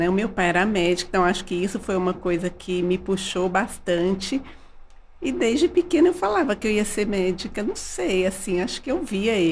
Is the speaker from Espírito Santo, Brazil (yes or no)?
no; Varginha, Minas Gerais, Brazil; Eu nasci em Varginha.